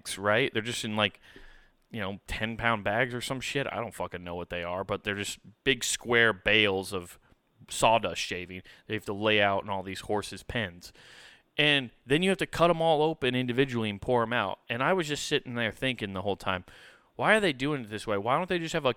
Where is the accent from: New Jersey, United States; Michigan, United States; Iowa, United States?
Iowa, United States; Council Bluffs; Council Bluffs.